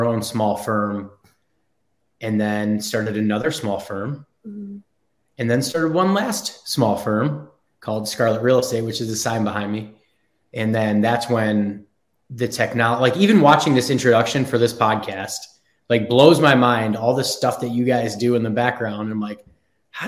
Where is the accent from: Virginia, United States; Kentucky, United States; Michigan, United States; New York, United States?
New York, United States; Buffalo; moved away as an adult; also born or lived in Frankfurt, Germany; now in Charlotte, United States; I kind of grew up in Buffalo, New York, and I was born in Frankfurt, Germany